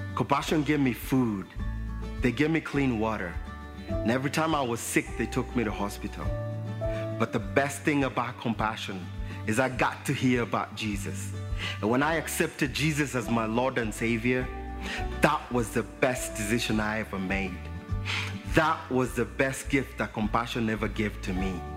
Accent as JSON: {"language": "English", "region": "Nairobi", "country": "Kenya", "tie": "born or raised there", "said": "I was born in Nairobi, Kenya"}